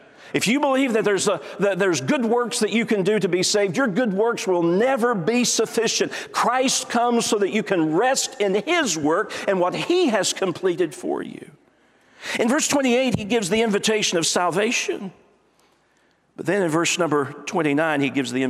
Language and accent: English; East Tennessee, United States; I'm from East Tennessee